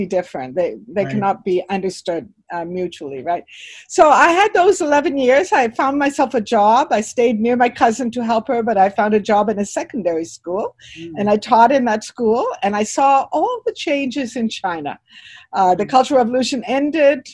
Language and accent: English; Toronto, Ontario, Canada; moved away as an adult; also born or lived in British Columbia / Hong Kong; I grew up in Toronto. I was born in BC, but I grew up in Toronto.